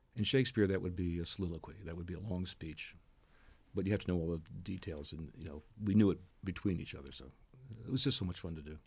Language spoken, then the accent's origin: English; New Jersey, United States; moved away as an adult; also born or lived in Manhattan, New York; now in Washington, D.C., United States; I grew up in New Jersey, studied in Montclair State, moved into Manhattan